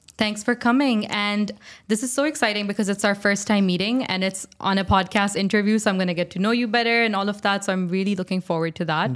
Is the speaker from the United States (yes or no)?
no; Pakistan; I'm from Pakistan